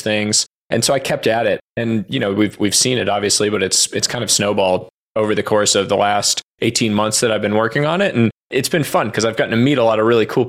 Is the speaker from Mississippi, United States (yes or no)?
no; Boston, Massachusetts, United States; moved away as an adult; also born or lived in New York City / Stanford, California; Grew up on the East Coast, born in New York City, and then was raised in the Boston area